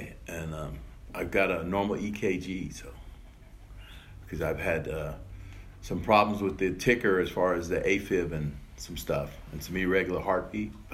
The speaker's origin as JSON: {"language": "English", "region": "New York", "country": "United States", "tie": "born or raised there", "also_born_or_lived": "Ireland", "said": "I was born in Ireland. I was adopted in New York"}